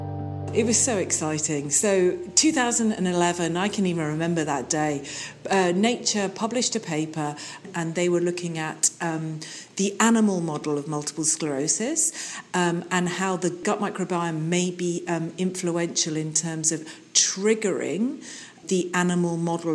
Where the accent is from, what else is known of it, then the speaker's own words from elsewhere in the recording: United Kingdom; moved away as an adult; now in Canada; I'm British citizen and a Canadian citizen, been here since 2001